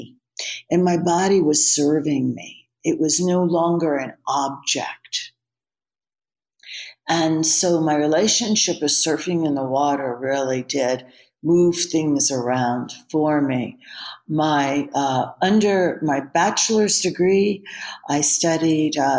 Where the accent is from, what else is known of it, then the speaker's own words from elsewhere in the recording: Delaware, United States; now in California, United States; I grew up in a little state called Delaware as a child.